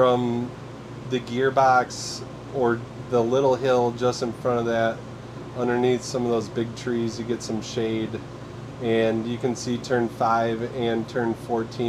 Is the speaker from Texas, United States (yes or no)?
no; Kenosha, Wisconsin, United States; I'm from Kenosha, Wisconsin